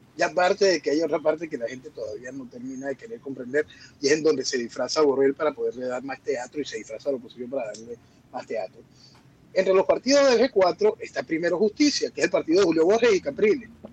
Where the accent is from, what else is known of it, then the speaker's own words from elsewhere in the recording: Venezuela; En mi país